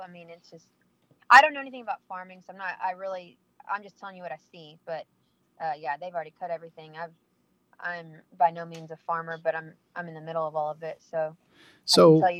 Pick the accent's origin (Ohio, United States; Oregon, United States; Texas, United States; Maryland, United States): Texas, United States; Temple; also born or lived in Holland, Texas; I live in Holland, Texas, but I'm from Temple, Texas, which is about 20 minutes from me, 20 minutes north of me. So, yeah, Holland is a little farm town, but I was born and raised in Temple.